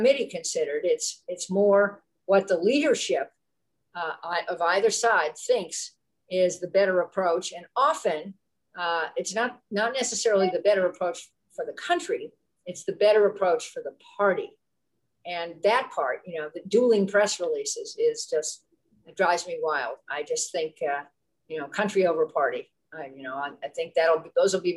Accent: California, United States; I'm from California

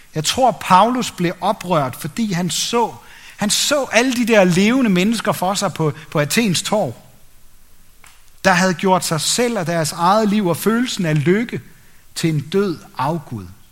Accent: Denmark; som danskere, mig selv inklusiv

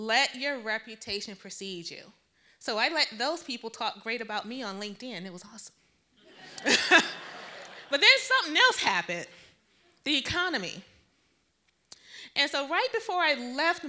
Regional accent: Detroit, Michigan, United States; I grew up in Detroit.

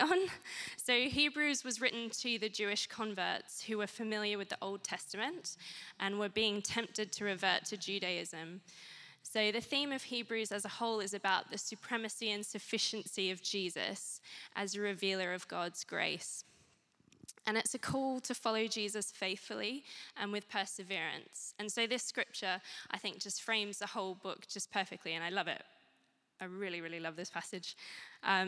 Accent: Australia; moved away as an adult; now in Guildford, United Kingdom; I'm originally from Australia

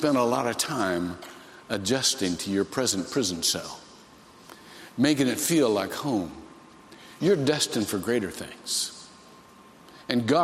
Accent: Shelby, Ohio, United States; I grew up in Shelby, Ohio.

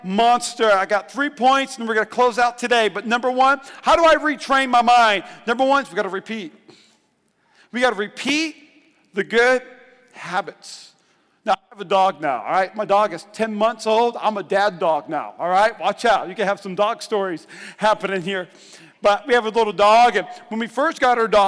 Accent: North Dakota, United States; I'm from North Dakota.

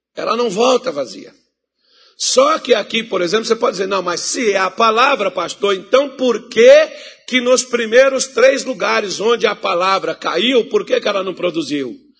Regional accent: Minas Gerais, Brazil; moved away; also born or lived in Mato Grosso; eu sou mineiro

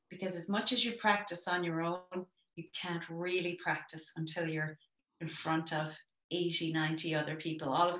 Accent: Ireland; as an Irish person

